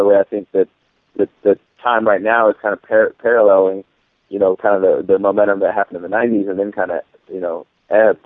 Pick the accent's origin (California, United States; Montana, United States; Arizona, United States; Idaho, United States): Idaho, United States; Boise; I grew up in West Boise.